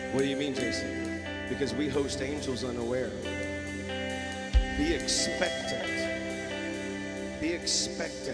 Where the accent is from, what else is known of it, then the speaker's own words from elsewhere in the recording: the South, United States; I'm from the South